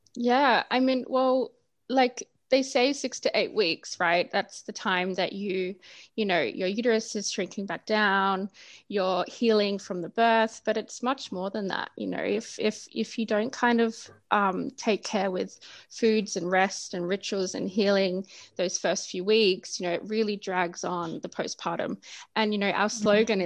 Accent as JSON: {"language": "English", "country": "Australia", "tie": "born or raised there", "moved": "as an adult", "lives_now": "Berlin, Germany", "said": "I grew up in Australia"}